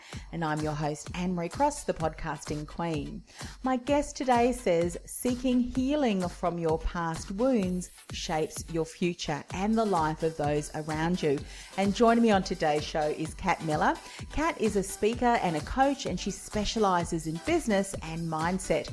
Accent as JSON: {"language": "English", "town": "Whitford", "region": "Auckland", "country": "New Zealand", "accent": "Kiwi twang", "moved": "yes", "lives_now": "Australia", "said": "I'm actually a Kiwi too. Have been here a lot longer than that."}